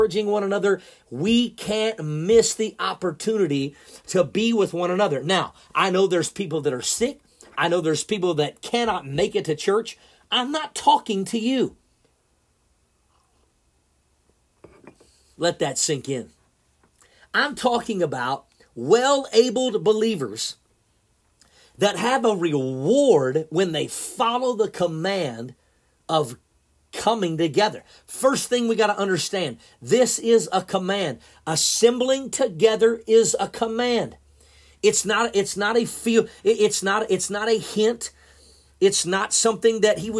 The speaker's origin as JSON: {"language": "English", "region": "Oklahoma", "country": "United States", "tie": "born or raised there", "moved": "as an adult", "lives_now": "Missouri, United States", "said": "I grew up in Oklahoma all of my life. I lived there my whole entire life until I got married and moved to Missouri"}